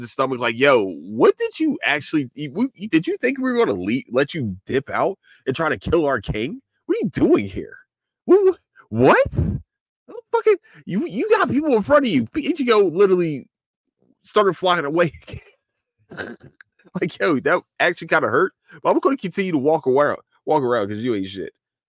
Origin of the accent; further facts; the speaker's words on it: Philadelphia, Pennsylvania, United States; As a Sixers fan, as a Philadelphian, as a fellow Philadelphian, as a fellow Hooper